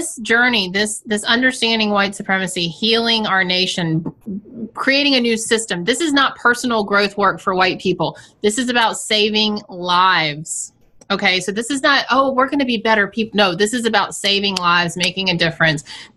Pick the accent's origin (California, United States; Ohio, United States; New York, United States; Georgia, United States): Georgia, United States; Savannah; also born or lived in Atlanta, Georgia; I grew up in Savannah, Georgia.